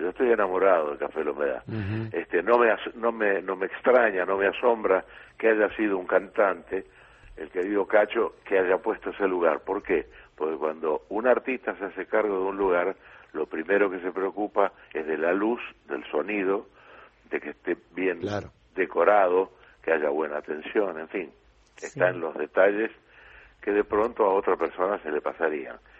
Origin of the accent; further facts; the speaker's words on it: Argentina; moved away as an adult; also born or lived in Mexico; vuelvo, contratado eh, en Argentina, en mi tierra